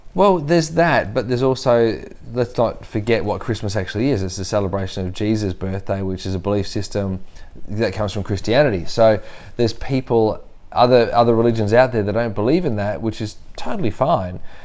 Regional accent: Australia

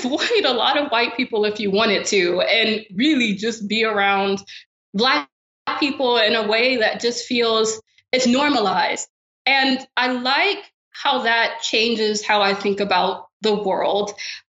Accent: Louisiana, United States; moved away as an adult

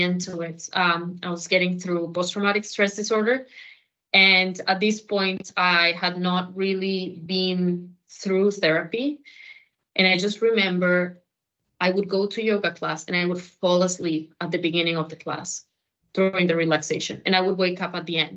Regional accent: Colombia; I am Colombian

